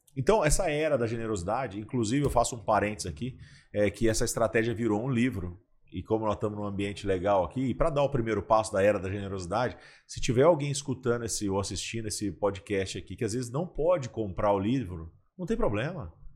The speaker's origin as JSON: {"language": "Portuguese", "town": "Ribeirão Preto", "region": "São Paulo", "country": "Brazil", "tie": "born or raised there", "moved": "yes", "lives_now": "Catanduva, Brazil", "said": "eu nasci em São Paulo, mas com dois anos de idade, assim, minha, meus pais foram para Ribeirão Preto para me criar lá numa cidade interior"}